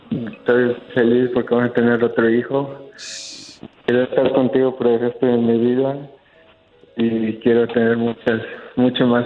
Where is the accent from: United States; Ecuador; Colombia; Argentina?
United States; Dallas, Texas; Yo soy de Dallas.